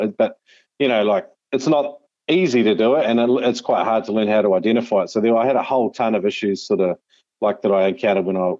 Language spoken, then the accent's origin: English; North Island, Taranaki, New Zealand; I grew up in New Zealand, the North Island, Taranaki, very much sort of like the mountains, an hour away from the sea.